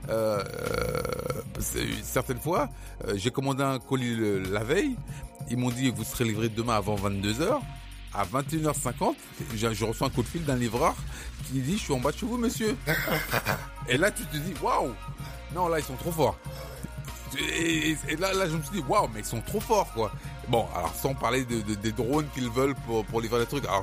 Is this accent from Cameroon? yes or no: yes; Cameroon; je suis désolé de le dire parce que je suis camerounais, mais peu de d'entreprises de, de, de services au Cameroun ont ce service